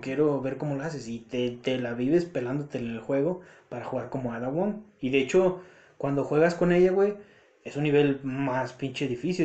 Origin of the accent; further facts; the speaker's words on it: Mexico; nosotros los mexicanos